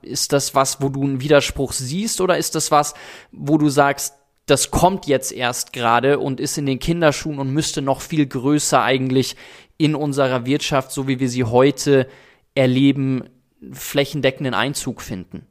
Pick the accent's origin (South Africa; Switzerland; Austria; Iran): South Africa; now in Germany; wenn ich dann in Südafrika zum Beispiel die Orte besuche, wo ich groß geworden bin und ich bin auf einer Farm groß geworden